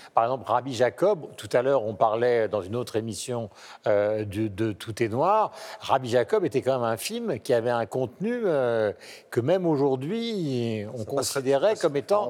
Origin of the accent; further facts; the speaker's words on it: South-West, south-west France, France; en bon garçon du Sud-Ouest